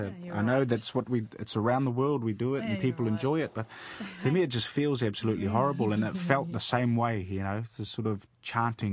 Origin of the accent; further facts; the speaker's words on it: Hawke's Bay, New Zealand; moved away as an adult; also born or lived in Hastings; now in Wales, United Kingdom; Grew up in the mighty Hawke's Bay, now living in Wales